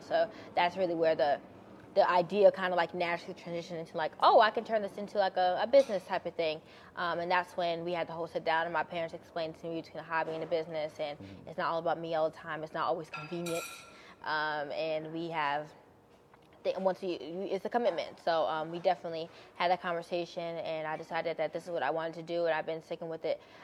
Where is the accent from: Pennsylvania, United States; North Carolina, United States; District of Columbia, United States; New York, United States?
New York, United States; Buffalo; I'm born and raised in Buffalo, New York